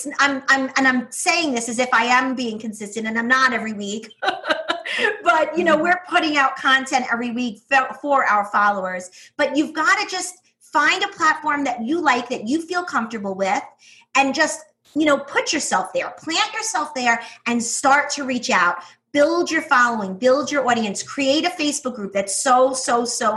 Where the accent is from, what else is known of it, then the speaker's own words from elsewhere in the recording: New York, United States; accent: New York; my accent, my New York accent, which is brutal